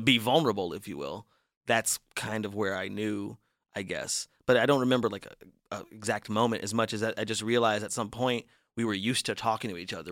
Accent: Las Vegas, Nevada, United States; I'm from Vegas

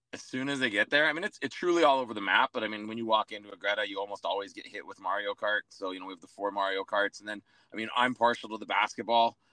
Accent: Edmonton, Alberta, Canada; now in Calgary, Canada; I'm born and raised Edmonton guy

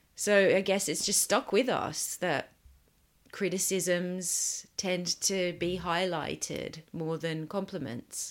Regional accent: Sydney, New South Wales, Australia; moved away; I grew up in Sydney

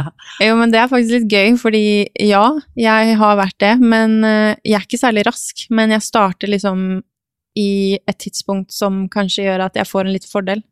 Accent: Norway; moved away as an adult; also born or lived in Romania / Hungary; jeg var norsk

